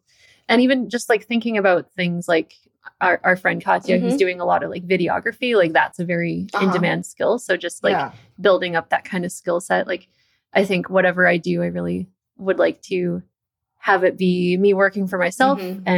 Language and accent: English; Canada; Actually, like based on where I grew up in Canada, uh-huh. I've been to like North Dakota, which is like the least exciting part.